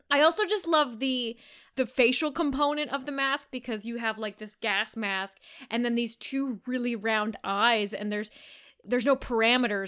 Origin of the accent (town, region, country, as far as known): Canada; accent: Canadian